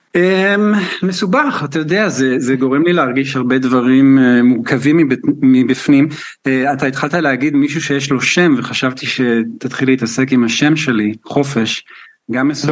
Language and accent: Hebrew; Israel; now in United Kingdom; אני מישראל